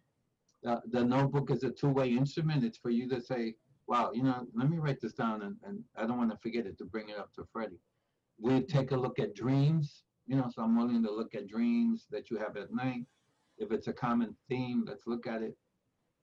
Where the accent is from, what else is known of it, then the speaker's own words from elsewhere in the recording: New York City, New York, United States; I grew up in Spanish Harlem at Barrio, and in this 1952 born, so in the 50s, 60s, in East Harlem